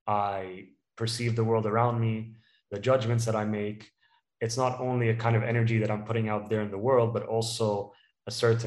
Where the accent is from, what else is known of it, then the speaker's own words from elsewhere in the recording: Dubai, United Arab Emirates; also born or lived in United Kingdom; So I was born in the UK and I was raised in Dubai. I'm ethnically Palestinian, and Dubai is home for me.